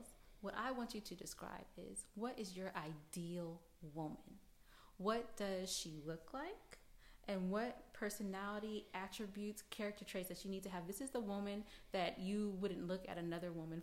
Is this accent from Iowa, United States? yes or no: no; California, United States; now in Georgia, United States; I'm from California